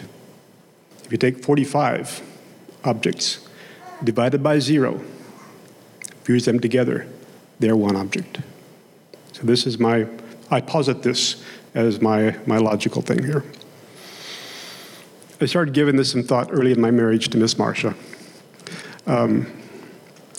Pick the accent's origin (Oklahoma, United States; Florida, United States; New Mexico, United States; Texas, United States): Oklahoma, United States; accent: Oklahomese / Okie twang; first language Okie (Oklahoma English); my native tongue of Oklahomese, Okie was my first language.